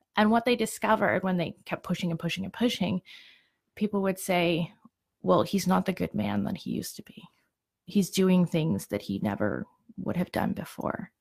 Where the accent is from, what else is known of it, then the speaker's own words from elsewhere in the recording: Ontario, Canada; moved away as an adult; now in Calgary, Canada; I came to Calgary, some, I'm originally from Ontario